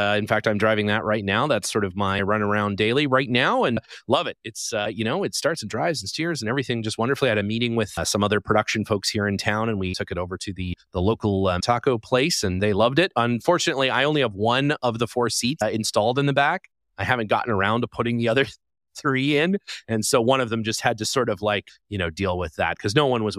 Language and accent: English; Calgary, Alberta, Canada; as many people know, I'm from Calgary, Canmore, Alberta.